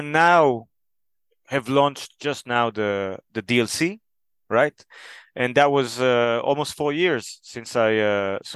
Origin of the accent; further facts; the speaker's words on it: Israel; moved away as an adult; now in Denmark; I'm originally from Israel. Now I live in Denmark.